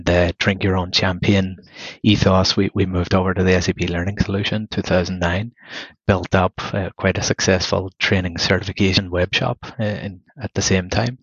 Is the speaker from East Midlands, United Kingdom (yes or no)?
no; Belfast, Northern Ireland, United Kingdom; moved away; also born or lived in Galway / Dublin; originally I'm from Belfast in the north of Ireland